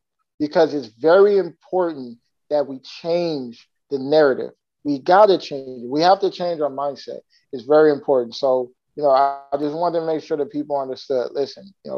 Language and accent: English; California, United States; now in Florida, United States; I'm originally from California. Right now, I currently live in Florida